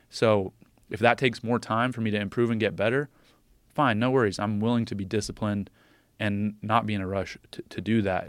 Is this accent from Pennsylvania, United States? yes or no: yes; State College, Pennsylvania, United States; my hometown in State College